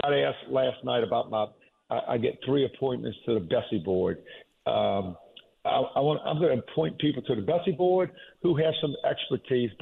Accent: Jefferson Parish, Louisiana, United States; I was born and raised in Jefferson Parish and been here my entire life other than my military time

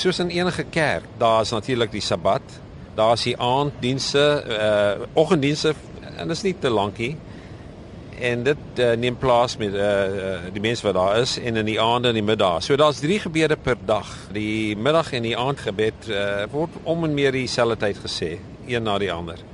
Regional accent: Thaba Nchu, Free State, South Africa; moved away; Ek kom oorspronklik van die Vrystaat van eh, wat ek in my jongerde ja gedink het was die middel van die heelal en dit is Tabanchu in die Vrystaat

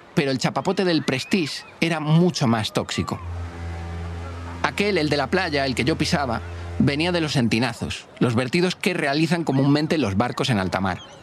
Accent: Galicia, Spain; la gente de Galicia, mi tierra

